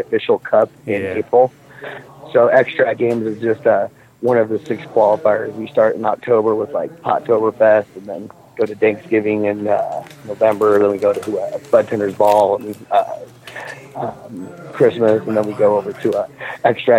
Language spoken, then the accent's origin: English; Glenwood Springs, Colorado, United States; also born or lived in Carbondale, Colorado / Aspen, Colorado; I was born in Glenwood in the Burringford Valley, so I was like, just went to school in Carbondale and worked in Aspen